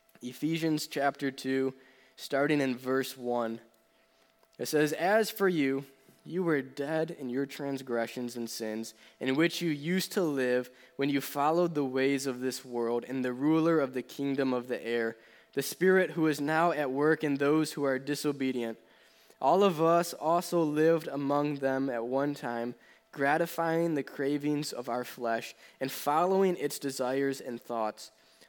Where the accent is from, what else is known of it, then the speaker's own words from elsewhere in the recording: between Buffalo and Rochester, New York, United States; moved away; originally, I'm from the New York area in between Buffalo and Rochester, and that's still where my parents live.